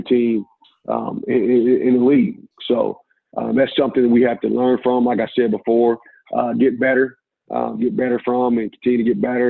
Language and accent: English; Indianapolis, Indiana, United States; moved away as an adult; now in Toledo, United States; I'm from Indianapolis